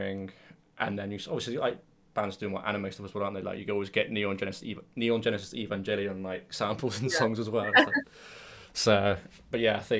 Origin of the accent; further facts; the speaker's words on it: near Bristol, South West England, United Kingdom; I'm from near Bristol, but I go to most of my gigs in London.